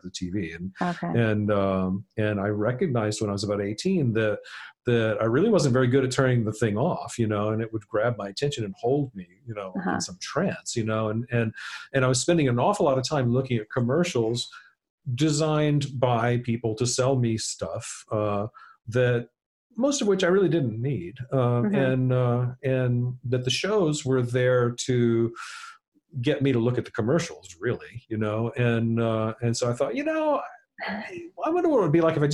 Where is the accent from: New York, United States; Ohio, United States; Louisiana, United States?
Louisiana, United States; South; I grew up in South Louisiana